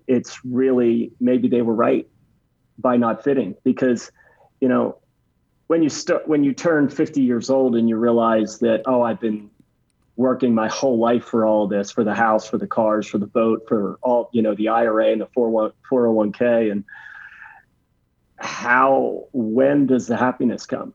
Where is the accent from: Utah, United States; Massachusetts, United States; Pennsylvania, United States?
Pennsylvania, United States; right outside of Philadelphia; I lived in not too far from where I am now, right outside of Philadelphia, Pennsylvania